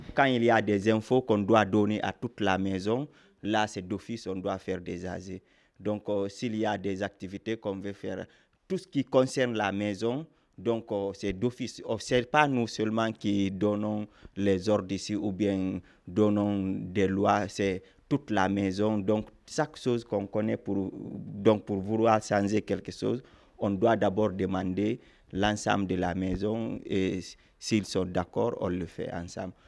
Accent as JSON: {"language": "French", "country": "Guinea", "moved": "yes", "said": "je suis d'origine guinéenne"}